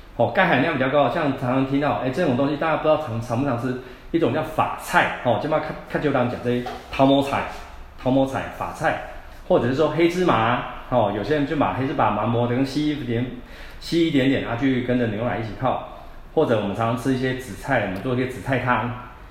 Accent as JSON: {"language": "Chinese", "country": "Taiwan", "said": "我们台湾人、东方人"}